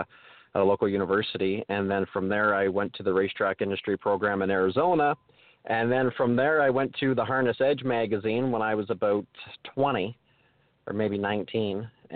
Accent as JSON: {"language": "English", "town": "London", "region": "Ontario", "country": "Canada", "tie": "born or raised there", "said": "Growing up, I grew up in the London area"}